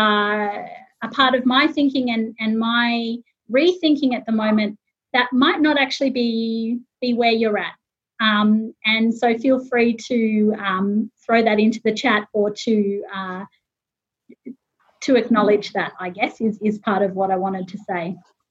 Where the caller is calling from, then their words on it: Sydney, New South Wales, Australia; I would begin by saying that I'm talking today from Gadigal and Bidjigal land, part of the Eora Nation, and I pay my respects to them.